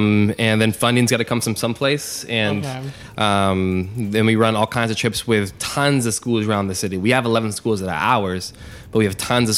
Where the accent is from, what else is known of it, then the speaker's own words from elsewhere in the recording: Pittsburgh, Pennsylvania, United States; moved away as an adult; now in New York, United States; I'm from Pittsburgh originally. I've lived in New York for like 5 years